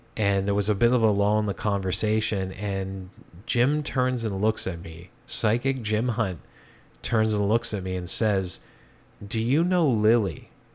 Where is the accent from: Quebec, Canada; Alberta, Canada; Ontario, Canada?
Ontario, Canada; Hamilton; when I was a child, growing up in the East End of Hamilton